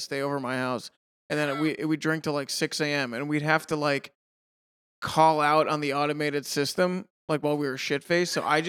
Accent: Massachusetts, United States; I'm from Western Mass originally.

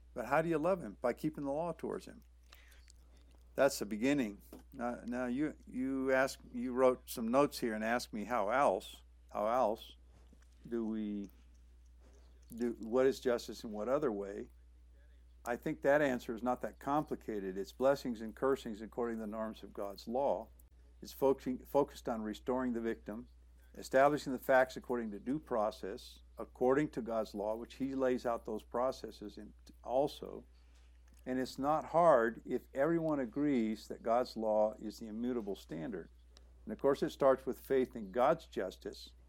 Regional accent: Southern California, United States; moved away as an adult; also born or lived in Panama / Honduras / Mexico; I grew up in Southern California, so I've been exposed to the language all my life and the culture

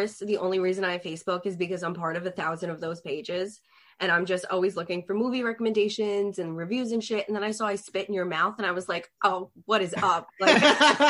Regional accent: New York City, New York, United States; I'm from Staten Island

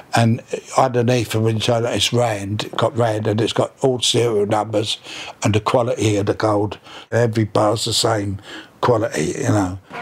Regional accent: London, United Kingdom; born in Battersea uh, in 1932

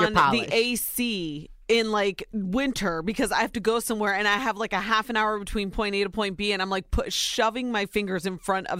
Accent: Ohio, United States; Soy nicaragüense, but I was born and raised in Ohio. I'm a wife, a mama, and a worker bee.

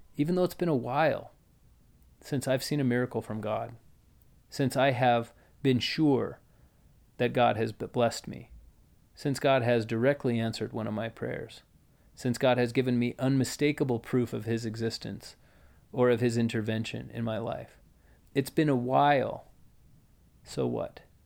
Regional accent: United States; we grew up in America

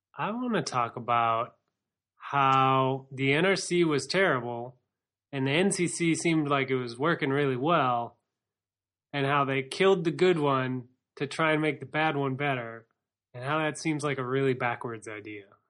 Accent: United States; we're American.

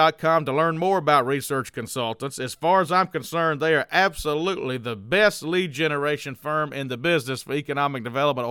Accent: New Orleans, Louisiana, United States; accent: New Orleans; I've got my New Orleans accent out

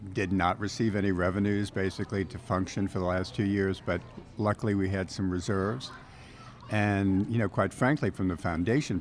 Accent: New Orleans, Louisiana, United States; I grew up in New Orleans, loved Mardi Gras coming through the French Quarter

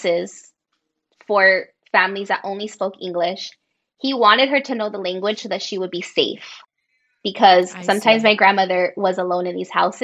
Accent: United States; I was born here, I'm American

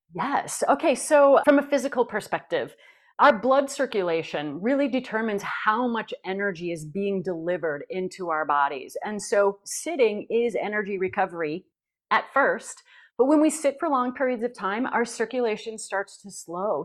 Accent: Janesville, Minnesota, United States; from Janesville, Minnesota

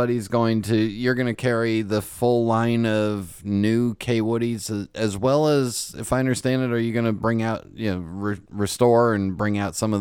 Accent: United States; I'm an American

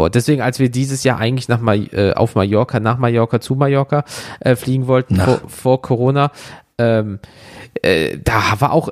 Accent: Germany; Sagst du, Alter, ich komme aus Deutschland, wir haben keinen Vertrag.

